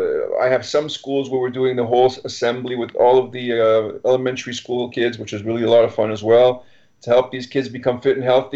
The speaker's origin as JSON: {"language": "English", "town": "Montreal", "region": "Quebec", "country": "Canada"}